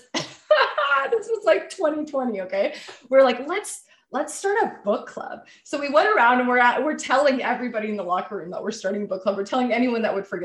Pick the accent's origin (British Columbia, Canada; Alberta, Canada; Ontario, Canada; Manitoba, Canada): Ontario, Canada; Toronto; I grew up in Toronto